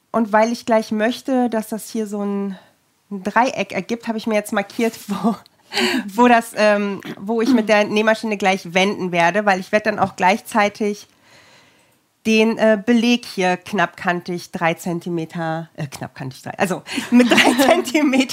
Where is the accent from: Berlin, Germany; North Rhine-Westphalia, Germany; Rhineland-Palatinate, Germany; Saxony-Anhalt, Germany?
Berlin, Germany; now in Cologne, Germany; Ja, ich komme aus Berlin, aus Reinickendorf. Ich bin in Berlin geboren und aufgewachsen und bin 2001 nach Köln gezogen.